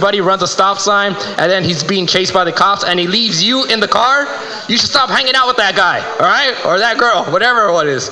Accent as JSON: {"language": "English", "town": "Los Angeles", "region": "California", "country": "United States", "said": "I'm originally from South Central"}